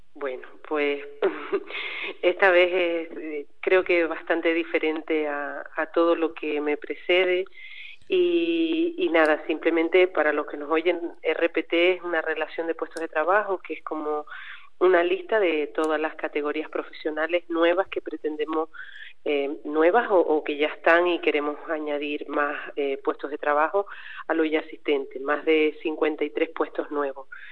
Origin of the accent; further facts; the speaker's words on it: Aridane Valley, La Palma, Canary Islands, Spain; yo soy del Valle